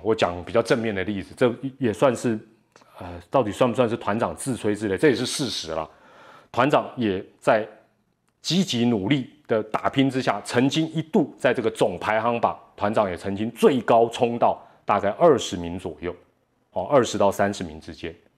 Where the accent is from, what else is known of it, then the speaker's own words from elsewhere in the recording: Taiwan; 既然咱是台湾人